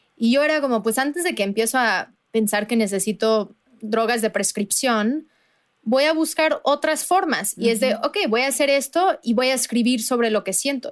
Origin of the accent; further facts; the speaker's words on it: Veracruz, Mexico; yo soy de Veracruz